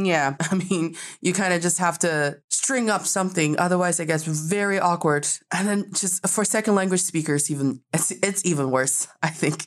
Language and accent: English; China; also born or lived in United States; as a Chinese person